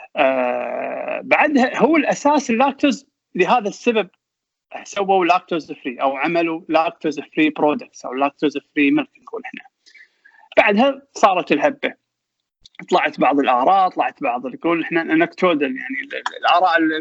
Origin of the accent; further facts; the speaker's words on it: Kuwait; also born or lived in England; احنا الكويتيين